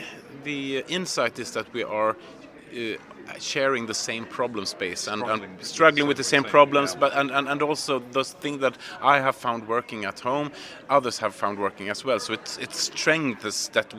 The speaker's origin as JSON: {"language": "English", "country": "Sweden", "said": "I'm also come from Sweden, also a consultant working with teams and team collaborations."}